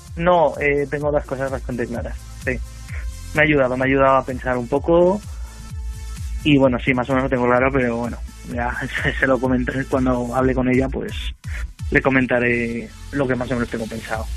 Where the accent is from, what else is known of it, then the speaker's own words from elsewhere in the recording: Torrent, Valencian Community, Spain; also born or lived in Benidorm; Yo soy aquí de Torrente y vivo aquí